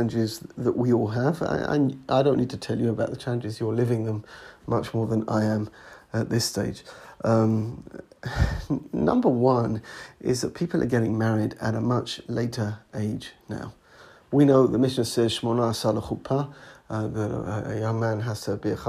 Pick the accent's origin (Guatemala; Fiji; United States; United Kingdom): United Kingdom; England; moved away as an adult; now in Alon Shvut; the Bnei Akiva society that I grew up in England, and when I was a Madrich later in England